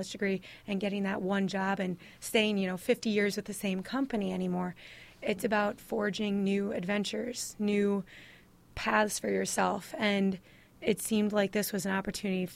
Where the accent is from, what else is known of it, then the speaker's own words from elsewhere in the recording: La Crosse, Wisconsin, United States; moved away; we're originally from La Crosse, Wisconsin